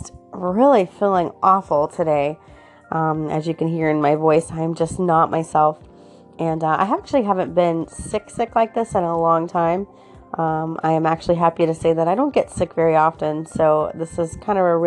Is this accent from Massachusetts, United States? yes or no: no; Florida, United States; I was born and raised in Florida. So for me, Florida is my home